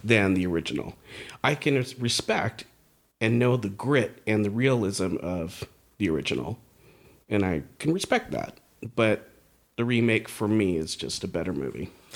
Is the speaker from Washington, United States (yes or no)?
no; Bay Area, California, United States; growing up in the Bay Area